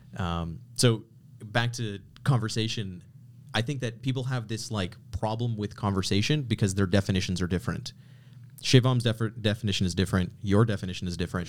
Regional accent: Canada; I grew up in Canada

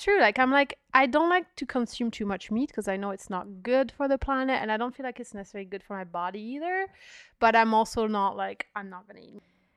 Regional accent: south of France, France; moved away; when I was growing up in France

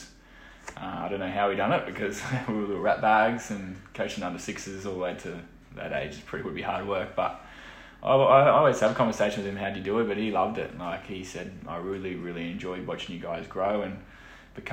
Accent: Umina Beach, New South Wales, Australia; I grew up in Central Coast, Yumina Beach.

